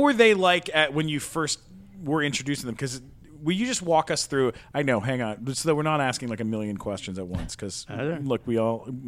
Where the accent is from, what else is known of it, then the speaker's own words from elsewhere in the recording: San Diego, California, United States; I grew up in San Diego